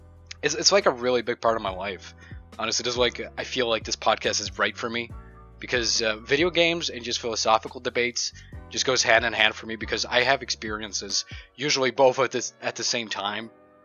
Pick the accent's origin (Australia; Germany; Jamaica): Germany; also born or lived in Kharkiv, Ukraine; I moved to Germany like when I was a kid, around a couple months old, and since then I've settled down here with my fam.